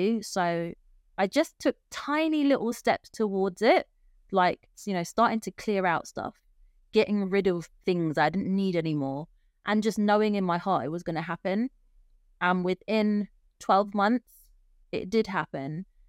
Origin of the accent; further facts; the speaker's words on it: London, United Kingdom; moved away as an adult; I am originally from London. That's where I was born. And I spent the first 33 years of my life in and around the UK